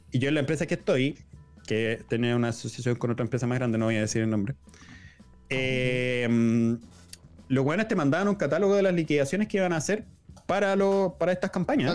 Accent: Chile; nosotros, como chilenos

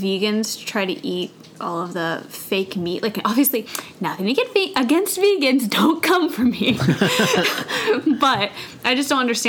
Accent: Washington, United States; moved away; growing up in Washington State, you would think that we're, like, used to the rain

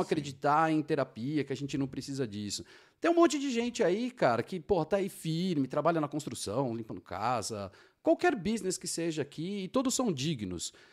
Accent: São Paulo, Brazil; moved away as an adult; now in Georgia, United States; eu sou de São Paulo, capital, e aquela selva de pedra

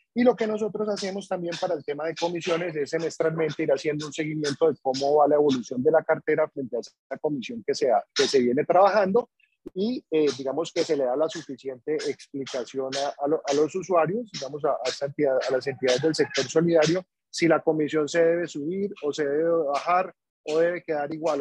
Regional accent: Cali, Valle del Cauca, Colombia; yo soy de acá de Cali.

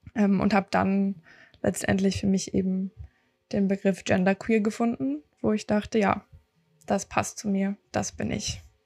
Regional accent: Berlin, Germany; ich komme aus Berlin

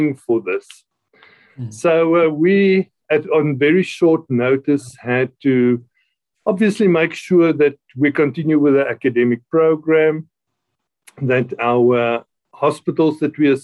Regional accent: Free State, South Africa; moved away as an adult; also born or lived in Gauteng / Quebec City, Canada; now in Pretoria, South Africa; I grew up in the Free State.

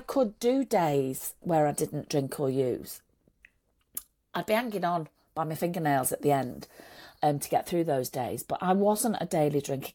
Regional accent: Manchester, North West England, United Kingdom; also born or lived in Saudi Arabia; in Manchester where, where he was working and I was living, and that's where we're both from

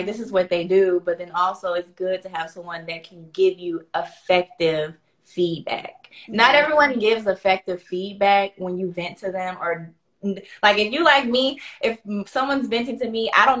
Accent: Pensacola, Florida, United States; accent: Southern; I'm from Florida, Pensacola, Florida.

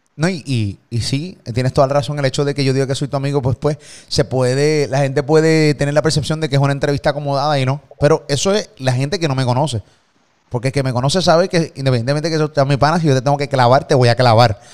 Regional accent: Puerto Rico; de Puerto Rico

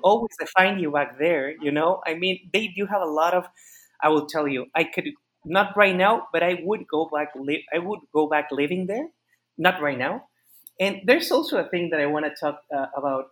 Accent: Mexico; also born or lived in Austin, Texas; what we Mexicans always miss is food

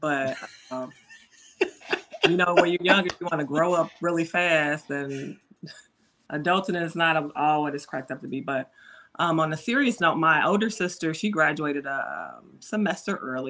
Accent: Chicago Heights, Illinois, United States; we grew up in Chicago Heights in the hood

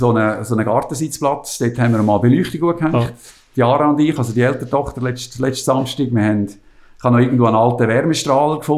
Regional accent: Switzerland; man kommt als Schweizer ja mit sehr organisiert, also wenn ich zur Schweiz aus

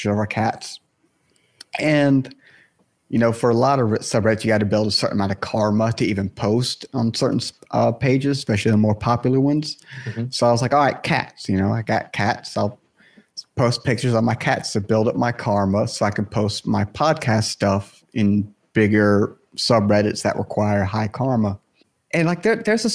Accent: South Carolina, United States; I'm from the States as well, like you guys, and I'm South Carolina

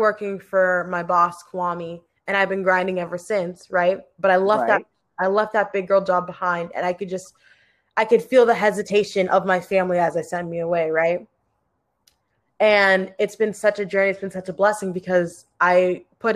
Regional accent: Ashburn, Virginia, United States; moved away as an adult; now in Seattle, United States; I'm born and raised in Ashburn, Virginia

